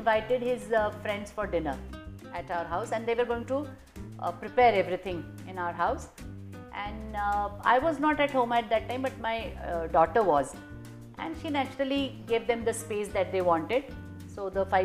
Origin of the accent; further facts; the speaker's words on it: India; moved away as an adult; also born or lived in Russia; Indians, and especially probably me growing up in India